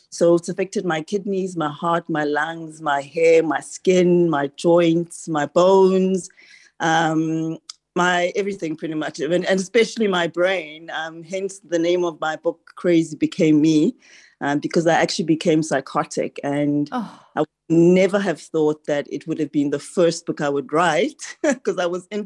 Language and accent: English; Ghana; now in Grahamstown, South Africa; So I'm originally from Ghana and we moved to, to Grahamstown, Eastern Cape, 30 odd years ago.